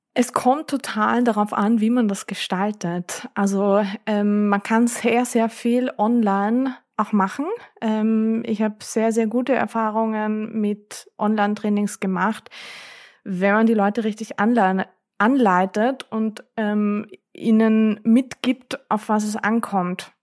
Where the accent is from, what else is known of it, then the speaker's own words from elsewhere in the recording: Vienna, Austria; bei uns in Wien